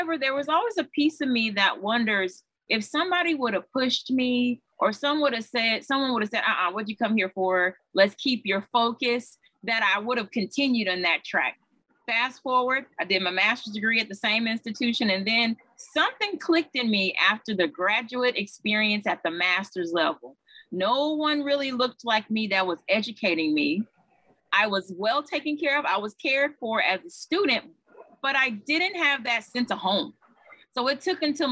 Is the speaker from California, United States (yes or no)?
no; Houston, Texas, United States; I am originally from Houston, Texas, and born and raised, attended high school in Houston, Texas